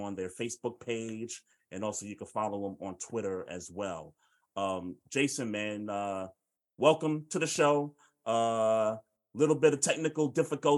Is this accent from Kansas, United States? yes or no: no; New York City, New York, United States; I grew up in Bed-Stuy, so I'm from New York.